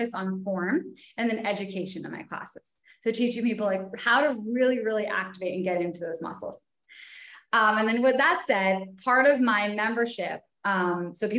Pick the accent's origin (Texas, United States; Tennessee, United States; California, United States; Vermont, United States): Vermont, United States; also born or lived in New York City; now in Los Angeles, United States; So I'm originally from Vermont. So hence the nature aspect